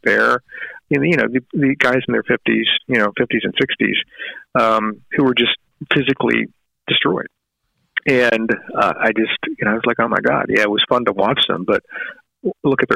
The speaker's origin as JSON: {"language": "English", "town": "Richmond", "region": "Virginia", "country": "United States", "tie": "born or raised there", "said": "I grew up in Richmond, Virginia in the 60s in a very segregated community"}